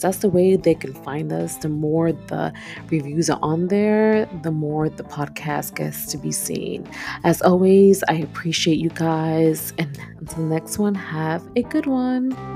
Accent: New York City, New York, United States; I've been born and raised in Brooklyn, New York. And I'm from East New York, to be specific.

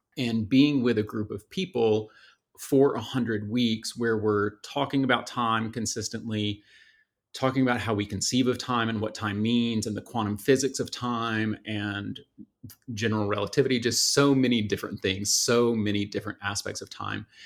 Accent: just outside Atlanta, Georgia, United States; I was born and raised just outside Atlanta

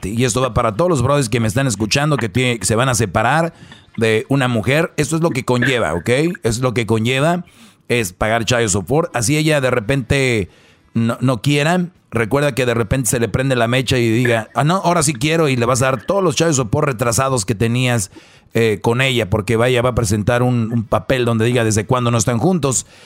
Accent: Guatemala City, Guatemala Department, Guatemala; Soy de Guatemala, sí. De Guatemala.

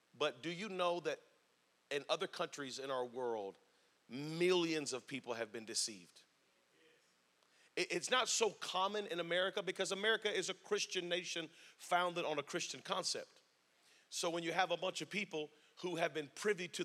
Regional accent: Spring Lake, North Carolina, United States; also born or lived in Fort Bragg, North Carolina; I was raised on Fort Bragg, lived in Spring Lake, North Carolina my whole life.

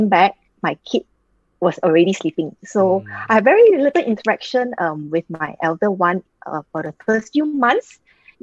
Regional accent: Singapore; I am from Singapore.

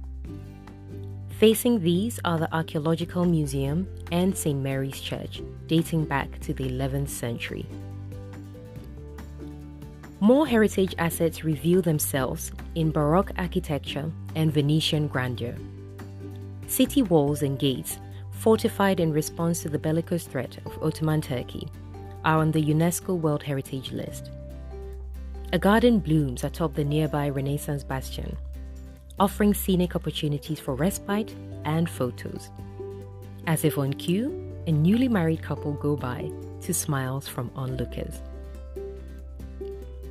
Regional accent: Ghana; as a Ghanaian

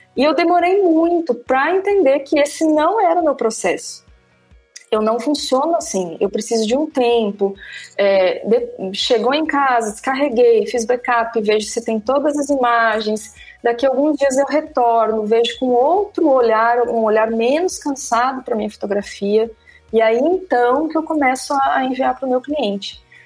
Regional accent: Santa Catarina, Brazil; moved away as an adult; also born or lived in Balneário Camboriú / Mato Grosso; now in Recife, Brazil; eu morava em Balneário Camboriú, sou catarinense, hoje eu moro em Recife

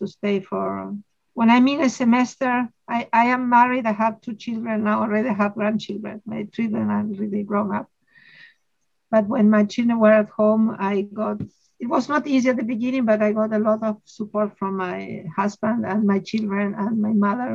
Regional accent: Argentina; I am a mathematician from Argentina. I've always lived in Argentina.

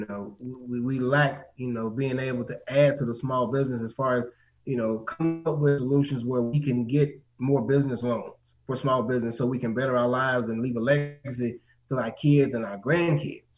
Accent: Mississippi, United States; now in Maryland, United States; I'm not from Maryland, so I am born and raised in Mississippi, so I grew up with racism

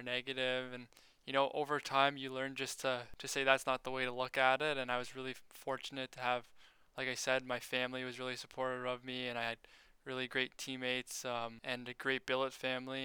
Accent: Sudbury, Ontario, Canada; it's my first year at Laurentian University in my hometown

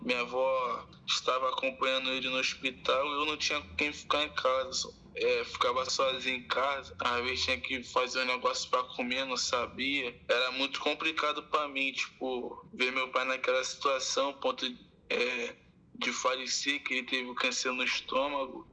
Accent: Rio de Janeiro, Brazil; also born or lived in Santa Cruz, Rio de Janeiro; eu fui morar com a minha avó e com meu pai na região central do Rio, perto da cidade, Maracanã, assim, na Praça da Bandeira. E lá eu fui crescendo

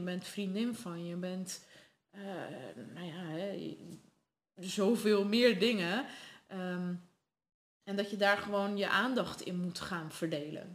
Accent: Netherlands; also born or lived in Sardinia, Italy; daarna verhuisd naar Nederland

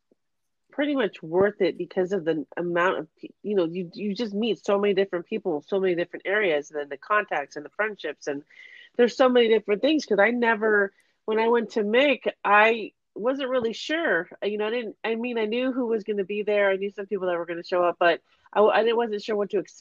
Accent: California, United States; I was raised in California

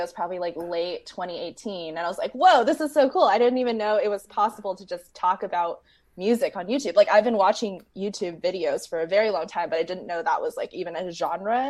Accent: San Diego, California, United States; also born or lived in Bay Area, California; I grew up in San Diego, California, and then I moved up to the Bay Area for college, and I've just been in in California ever since

